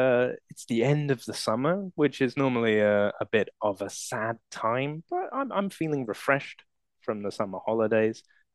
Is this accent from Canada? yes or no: no; Croydon, London, United Kingdom; I usually tell people that I'm from London because most people don't know my town, which is actually in the south of London, and it's called Croydon. It's a town, but it has a population of about 300,000 people, which would make it a city to most people.